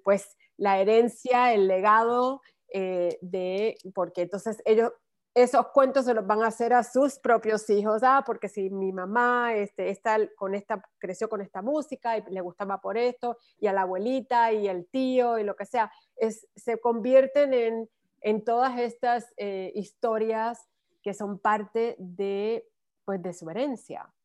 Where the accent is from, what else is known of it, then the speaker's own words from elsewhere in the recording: Ponce, Puerto Rico; now in United States; cuando yo crecí en Puerto Rico